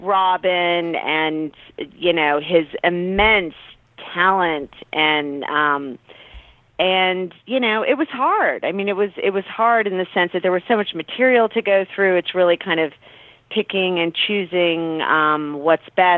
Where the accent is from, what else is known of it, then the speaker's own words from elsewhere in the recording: California, United States; I'm from California originally